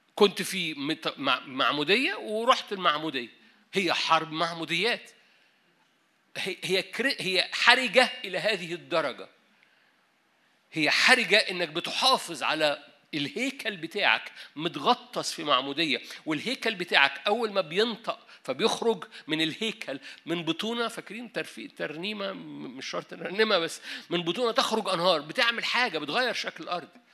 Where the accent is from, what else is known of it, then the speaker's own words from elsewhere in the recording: Egypt; احنا مصريين